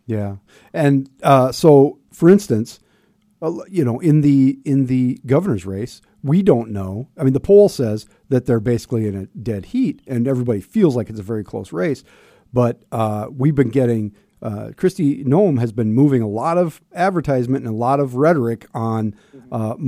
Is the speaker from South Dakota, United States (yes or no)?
yes; Sioux Falls, South Dakota, United States; Growing up on the North End